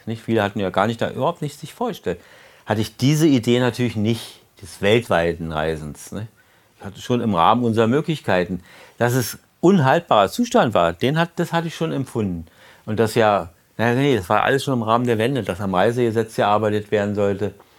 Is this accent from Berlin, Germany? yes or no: yes; Berlin, Germany; wie wir immer als Berliner sagten